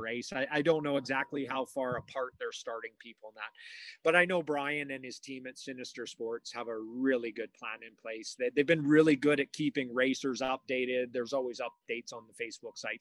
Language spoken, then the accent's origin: English; Canada; moved away; I was in in my hometown